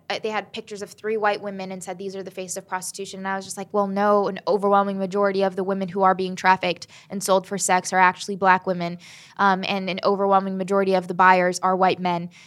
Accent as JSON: {"language": "English", "region": "Southern Maryland", "country": "United States", "tie": "born or raised there", "also_born_or_lived": "Huntington, West Virginia / Selma, Alabama / Birmingham, Alabama", "said": "we moved to Salem, Alabama and Birmingham, Alabama and then Southern Maryland. And that's where I grew up"}